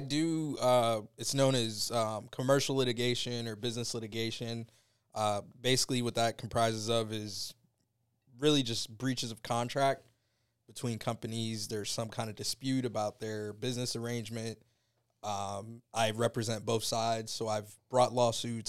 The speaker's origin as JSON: {"language": "English", "town": "Tampa", "region": "Florida", "country": "United States", "tie": "born or raised there", "said": "originally born and raised in Tampa"}